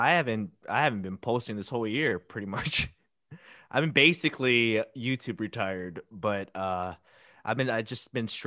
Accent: Hilo, Hawaii, United States; Hilo, Big Island.

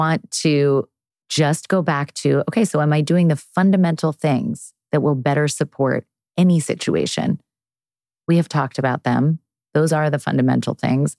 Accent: East Coast, United States; now in California, United States; I grew up on the East Coast

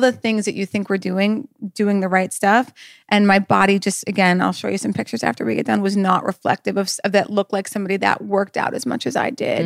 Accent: North Dakota, United States; I'm from North Dakota

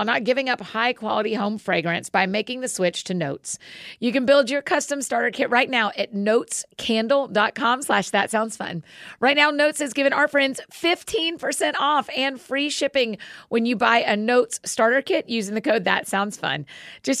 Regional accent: Marietta, Georgia, United States; my hometown of Marietta, Georgia

